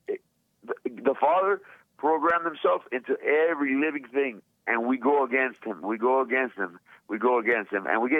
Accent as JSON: {"language": "English", "town": "Miami", "region": "Florida", "country": "United States", "said": "I'm from Miami, you know, my parents are Cuban, and I'm a proud American"}